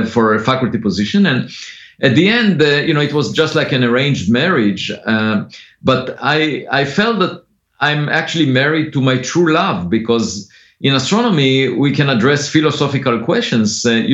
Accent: Israel; moved away; I grew up on a farm. I used to collect eggs every afternoon, and I was mostly interested as a kid in philosophy, in the most fundamental questions. And I used to read philosophy books while driving a tractor to the hills of the village every weekend. And but then I was born in Israel

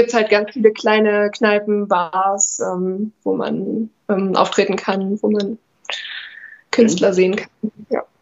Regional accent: near Chemnitz, Saxony, Germany; moved away as an adult; also born or lived in Jena; now in Erfurt, Germany; ich komme aus der Nähe von Chemnitz, bin da zur Schule gegangen

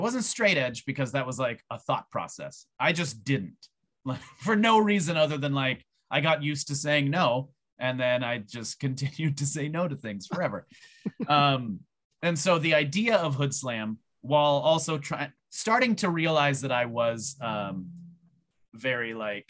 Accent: Canada; people didn't like me because people are fucking racist and they hated me because I was from Canada for no other reason.

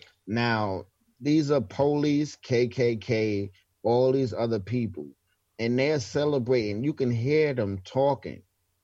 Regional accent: New York City, New York, United States; That was us growing up in New York City.

